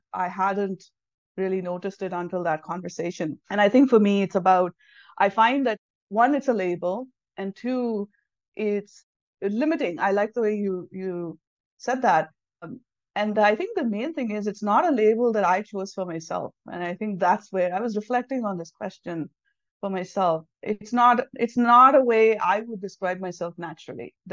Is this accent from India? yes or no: yes; South India, India; first language Tamil; English is a second language; moved away as an adult; now in United States; I'm from the south of India